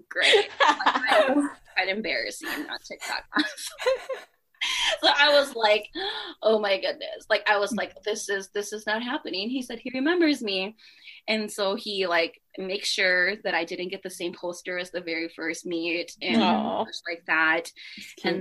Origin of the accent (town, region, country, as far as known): United States